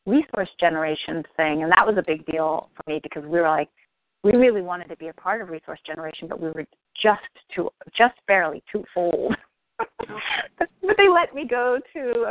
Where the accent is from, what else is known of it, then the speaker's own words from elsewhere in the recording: Bay Area, California, United States; growing up in the Bay Area